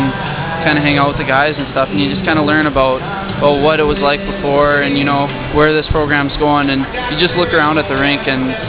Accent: Canada; moved away as an adult; now in United States; I'm a Canadian

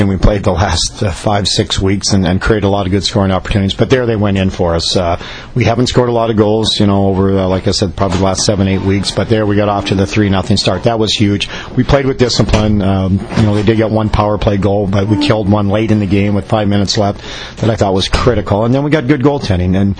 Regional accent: Minnesota, United States; I grew up in Minnesota, played on a lot of outdoor ice

